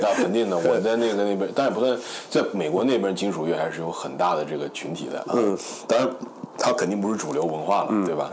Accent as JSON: {"language": "Chinese", "town": "Shenzhen", "region": "Guangdong", "country": "China", "moved": "as an adult", "lives_now": "Beijing, China", "said": "我是深圳人，我是广东深圳人"}